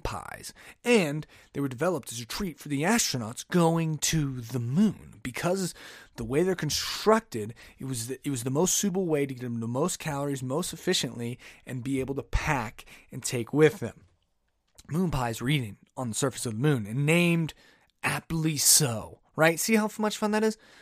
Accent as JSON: {"language": "English", "country": "United States", "said": "I'm an American"}